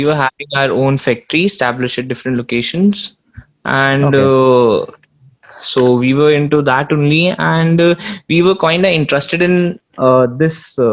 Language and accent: English; Surat, Gujarat, India; Me being born and brought up in Surat